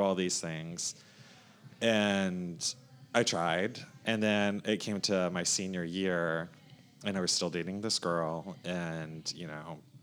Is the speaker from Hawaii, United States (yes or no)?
no; North Myrtle Beach, South Carolina, United States; I grew up in North Myrtle Beach, South Carolina, so not too far north from here